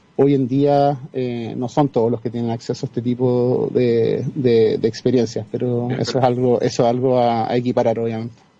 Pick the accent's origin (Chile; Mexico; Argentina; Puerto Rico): Chile; first language Spanish; also born or lived in Singapore; Chile tiraba más en ese momento y, quise volver a mi tierra